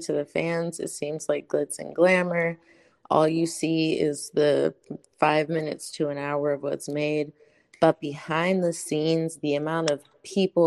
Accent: California, United States; moved away; also born or lived in Maryland; I'm from California, but I used to live in Maryland

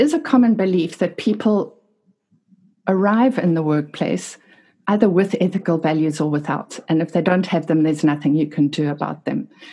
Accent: Durban, KwaZulu-Natal, South Africa; my hometown, which is Durban in South Africa.

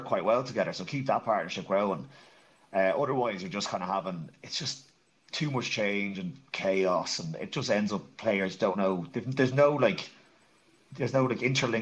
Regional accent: Ireland; being Irish, all of us

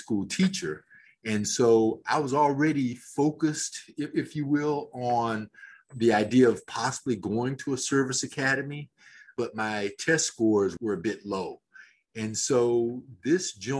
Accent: Fort Lauderdale, Florida, United States; also born or lived in Birmingham, Alabama; I'm blessed to have both of my parents still living in South Florida, where I grew up, and originally from Birmingham, Alabama, but grew up in Fort Lauderdale in that area

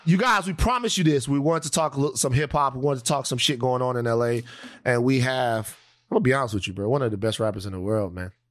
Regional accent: Louisiana, United States; I'm from Louisiana

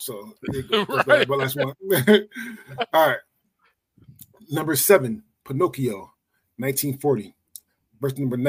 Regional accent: Philadelphia, Pennsylvania, United States; growing up in Philly

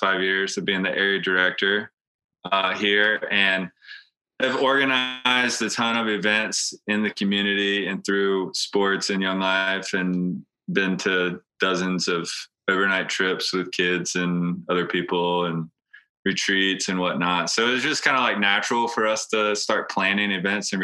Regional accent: Hatteras, North Carolina, United States; growing up in Hatteras, I've worked since I was 5 years old on a boat

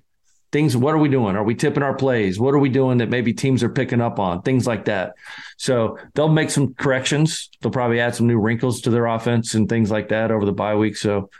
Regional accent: Scotland, United Kingdom; I'm the Scotsman

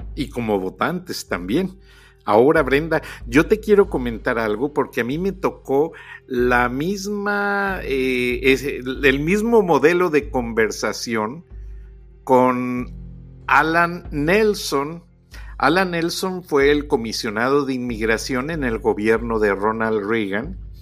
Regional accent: Mexico; moved away; yo que soy mexicano

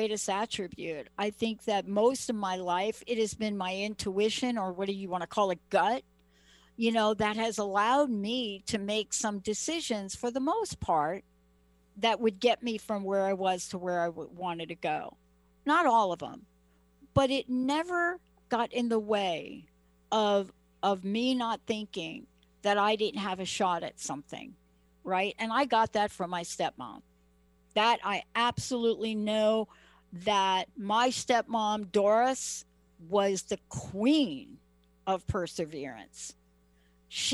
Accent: New York, United States; moved away as an adult; also born or lived in Seattle; I'm from New York

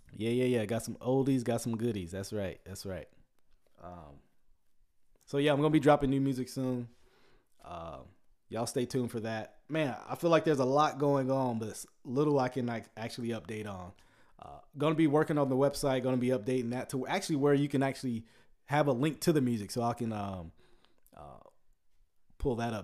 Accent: Ruston, Louisiana, United States; I am originally, I was born in Louisi-, uh, in, um, I was born in Sh-, uh, Ruston.

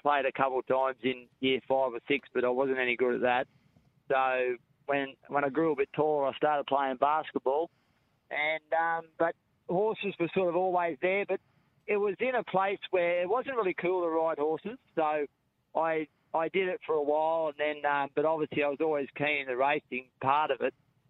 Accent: Narrabri, New South Wales, Australia; born or raised there; also born or lived in Tamworth, Australia

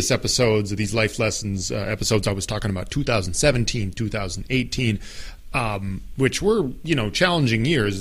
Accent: Apple Valley, Minnesota, United States; I came from Apple Valley, Minnesota, which is like, you know, the most innocent, non-gangster suburb in the United States of America

